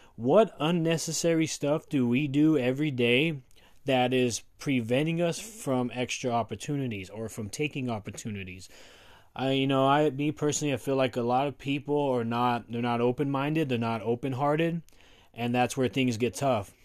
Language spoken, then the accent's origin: English; Westminster, Colorado, United States; for those of you from Colorado, I am from Westminster